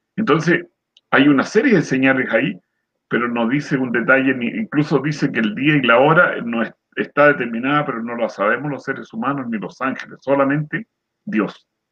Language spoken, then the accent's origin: Spanish; San Antonio, Valparaíso, Chile; yo soy nacido en el campo, cerca de San Antonio, por allá por Cuncumén